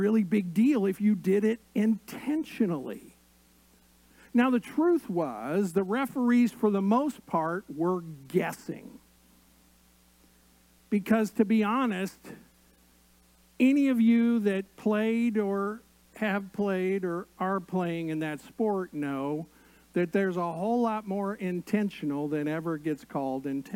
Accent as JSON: {"language": "English", "region": "Indiana", "country": "United States", "tie": "born or raised there", "said": "I grew up in Indiana, and basketball was the first love"}